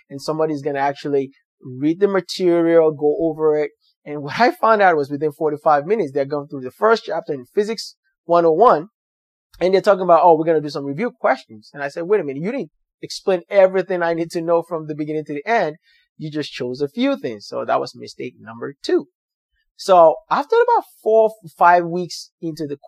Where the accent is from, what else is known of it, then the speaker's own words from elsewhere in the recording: Nigeria; English is a second language; moved away as an adult; now in United States; So I'm from Nigeria where I speak English